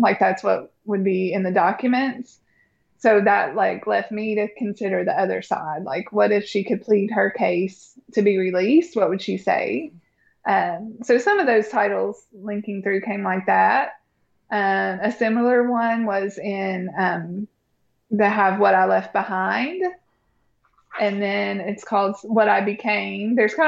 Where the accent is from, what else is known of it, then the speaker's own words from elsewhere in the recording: Bristol, Virginia, United States; even when I was growing up in Bristol, Virginia